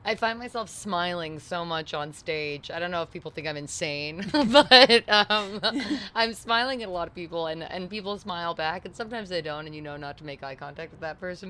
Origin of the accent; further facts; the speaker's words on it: New York City, New York, United States; moved away as an adult; also born or lived in England; now in Nashville, United States; I grew up in in New York City